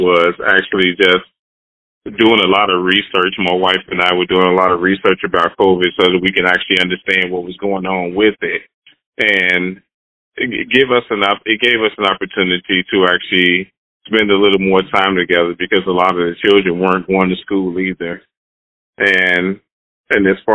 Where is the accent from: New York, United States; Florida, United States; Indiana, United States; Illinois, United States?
Illinois, United States; Chicago; I was born and raised in Chicago, Illinois, on the South Side